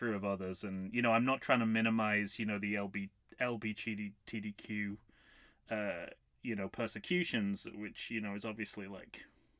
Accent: United Kingdom; I'm British

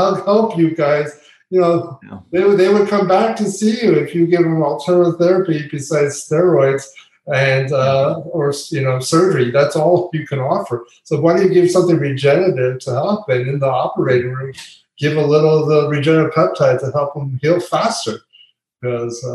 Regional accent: Pennsylvania, United States; born or raised there; now in Florida, United States

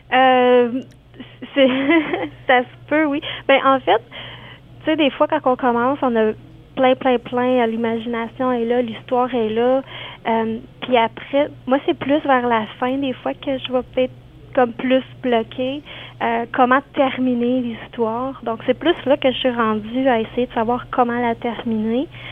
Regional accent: Quebec, Canada; moved away; je viens du, côté du Québec

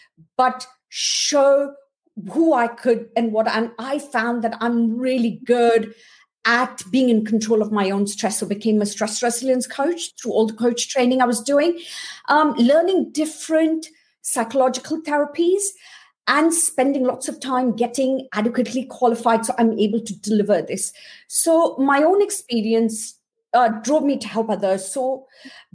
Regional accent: India; I was born and brought up in India to a quite poor background.

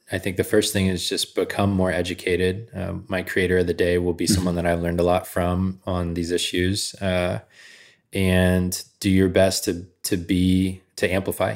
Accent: Georgia, United States; moved away as an adult; I grew up in Georgia

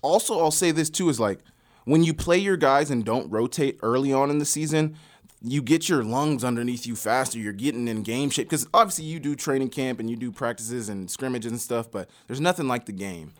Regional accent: Oklahoma, United States; moved away as an adult; also born or lived in Montana; I'm from Oklahoma, the biggest high school in Oklahoma

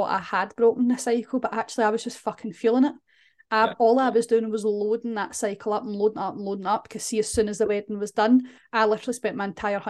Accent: Scotland, United Kingdom; we're Scottish

